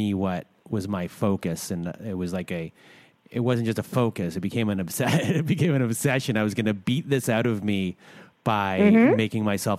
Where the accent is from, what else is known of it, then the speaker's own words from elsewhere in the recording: Canada; I'm Canadian